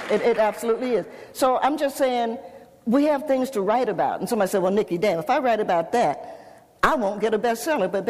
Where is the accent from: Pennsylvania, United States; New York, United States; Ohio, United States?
Ohio, United States; Cincinnati; also born or lived in Knoxville, Tennessee; I grew up in Cincinnati